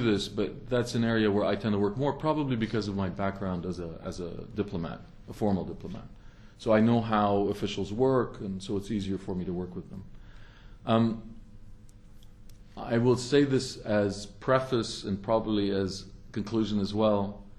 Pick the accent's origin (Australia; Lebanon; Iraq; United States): Lebanon; moved away; also born or lived in Canada; I'm from the region. I was born there in Lebanon. I'm half Lebanese. And then we immigrated to Canada in 1968